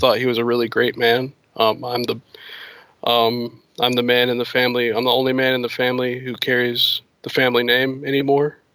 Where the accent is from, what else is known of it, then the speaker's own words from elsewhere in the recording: the South, United States; I'm from the South. And, um, around here, it's like a very, our community is like small.